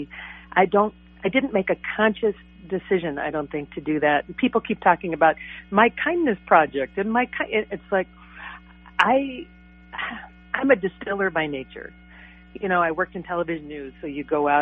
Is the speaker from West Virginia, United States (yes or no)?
no; Cambridge, Minnesota, United States; we were both from Cambridge